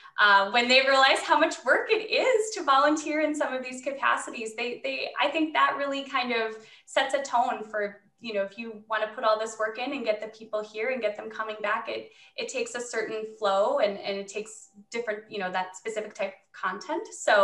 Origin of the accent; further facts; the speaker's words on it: Southeast Minnesota, United States; I am from Southeast Minnesota.